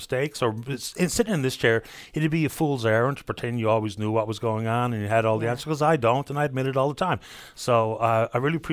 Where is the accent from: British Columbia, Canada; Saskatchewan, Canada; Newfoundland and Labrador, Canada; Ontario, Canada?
Newfoundland and Labrador, Canada; St. John's; moved away as an adult; also born or lived in Alberta; I'm from St. John's. My father's from Riverhead, St. Mary's Bay. And mom's from Portugal Cove. I grew up in town